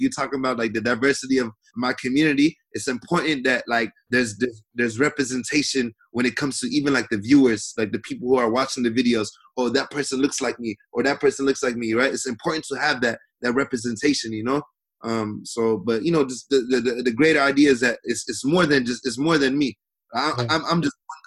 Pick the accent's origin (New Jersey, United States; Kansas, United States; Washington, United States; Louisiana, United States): Washington, United States; Seattle; I'm from Seattle